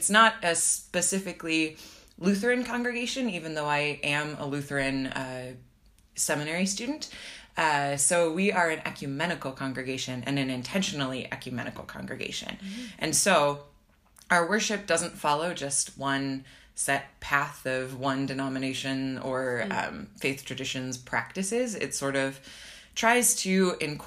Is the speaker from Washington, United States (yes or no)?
no; Nebraska, United States; moved away as an adult; also born or lived in Minnesota / Mexico / Philadelphia; now in Berlin, Germany; I'm from Nebraska originally, and then I moved to Minnesota in college